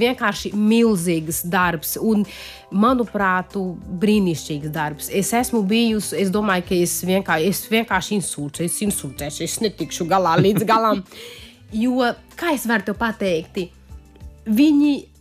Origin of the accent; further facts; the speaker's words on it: Paraíba, Brazil; Latvian is a second language; now in Latvia; tas ir no mana reģiona, no kurienes es esmu